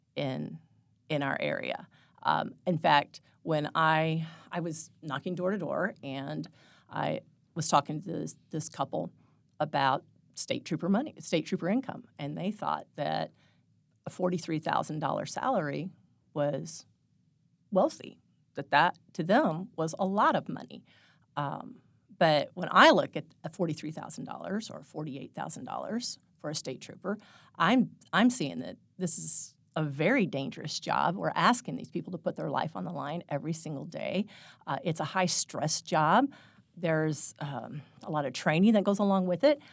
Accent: Phelps County, Missouri, United States; also born or lived in Saint Louis; I grew up in Phelps County, spent all my life here, except for one year.

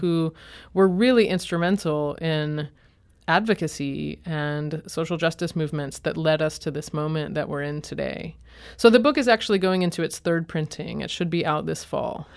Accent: Boston, Massachusetts, United States; moved away as an adult; also born or lived in Chicago; now in St. Louis, United States; I'm from Boston and then was in Chicago

